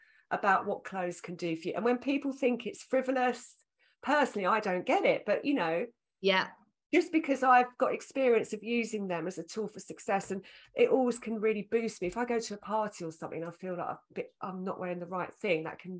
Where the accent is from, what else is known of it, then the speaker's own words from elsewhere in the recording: Essex, East of England, United Kingdom; accent: Essex; I was insecure about my Essex accent